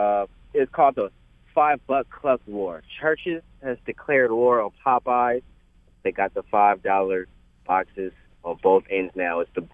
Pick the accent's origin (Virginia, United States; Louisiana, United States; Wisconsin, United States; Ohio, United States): Louisiana, United States; You know, I'm from Louisiana. I got to have that dirty rice.